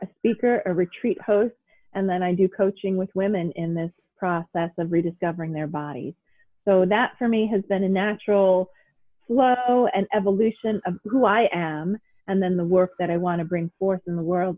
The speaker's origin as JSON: {"language": "English", "town": "New York City", "region": "New York", "country": "United States", "tie": "born or raised there", "said": "I grew up in New York City"}